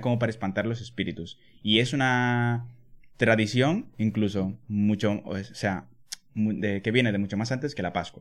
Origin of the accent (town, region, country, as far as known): Dominican Republic; born or raised there